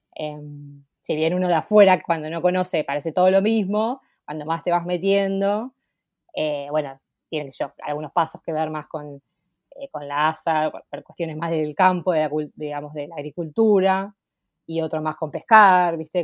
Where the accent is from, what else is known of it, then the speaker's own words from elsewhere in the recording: La Plata, Buenos Aires Province, Argentina; soy de La Plata